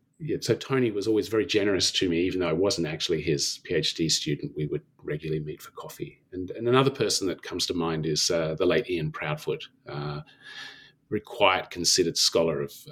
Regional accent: Canberra, Australian Capital Territory, Australia; And so I returned to Canberra, back to my hometown from Sydney

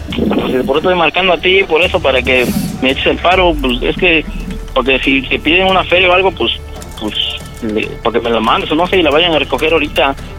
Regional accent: Puebla, Mexico; moved away as an adult; now in Mazatlán, Mexico; somos de Puebla, bueno, originario de Puebla, pero este, yo estoy en Mazatlán

